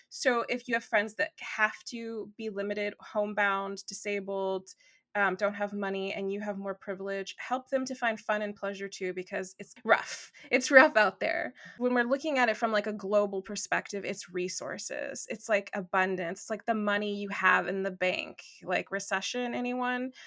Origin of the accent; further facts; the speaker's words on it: Los Angeles, California, United States; accent: valley girl; I grew up in Los Angeles